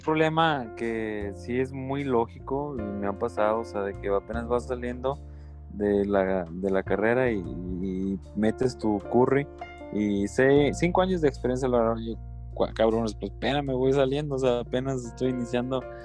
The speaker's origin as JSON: {"language": "Spanish", "region": "Durango", "country": "Mexico", "said": "nosotros también como mexicanos, realmente como durangueses"}